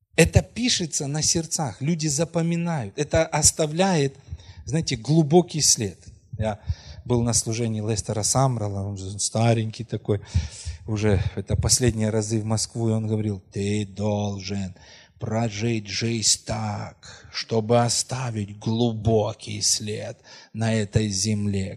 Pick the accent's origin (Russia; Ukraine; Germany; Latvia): Ukraine; Krasnohorivka, Donetsk Oblast; moved away; о Красногоровке, вы знаете, ну это мой родной город, где мы родились